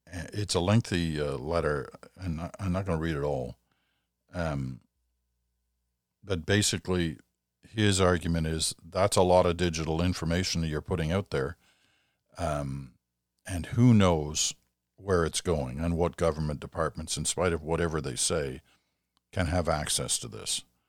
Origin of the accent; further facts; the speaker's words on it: Quebec, Canada; proud as a Quebecer and proud as a Canadian